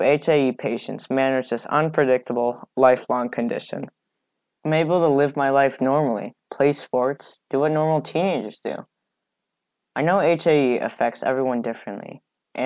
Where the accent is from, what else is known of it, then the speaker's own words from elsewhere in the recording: Chicago, Illinois, United States; I'm from Chicago, Illinois, and I'm 13 years old